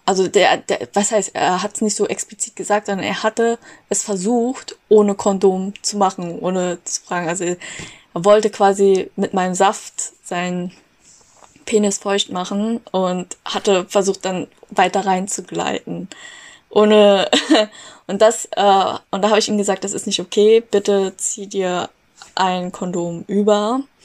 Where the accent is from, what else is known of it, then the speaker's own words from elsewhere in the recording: Germany; Bin aber hier in Deutschland aufgewachsen